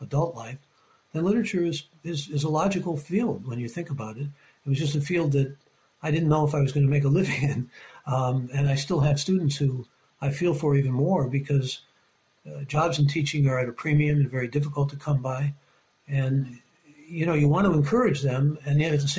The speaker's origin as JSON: {"language": "English", "town": "Cleveland", "region": "Ohio", "country": "United States", "tie": "born or raised there", "said": "growing up in Cleveland and looking back at Cleveland"}